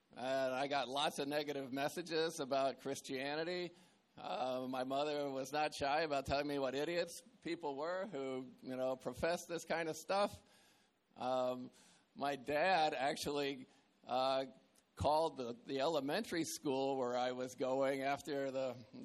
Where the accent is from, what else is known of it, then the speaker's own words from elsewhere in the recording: Atlanta, Georgia, United States; also born or lived in Tripoli, Libya; I was born in Tripoli, Libya, but I grew up in Atlanta, Georgia